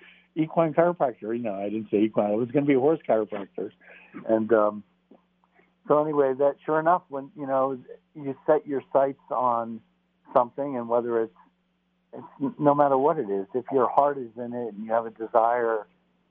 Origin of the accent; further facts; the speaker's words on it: Texas, United States; moved away; as a kid, I grew up in part in Texas.